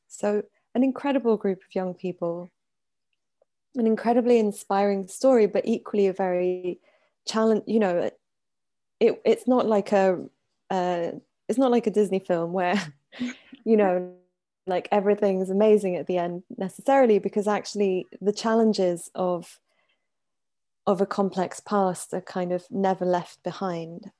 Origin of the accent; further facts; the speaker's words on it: Paris, Île-de-France, France; also born or lived in Iran / United Kingdom; I grew up in Paris. I'm Iranian and British.